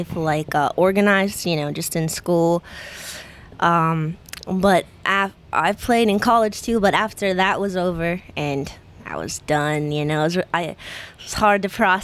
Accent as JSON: {"language": "English", "town": "Pittsburgh", "region": "Pennsylvania", "country": "United States", "moved": "yes", "lives_now": "Orlando, United States", "said": "I'm from Pittsburgh"}